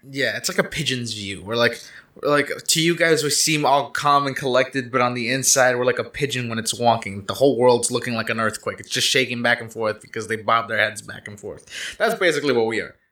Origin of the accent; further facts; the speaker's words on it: Canada; I am Canadian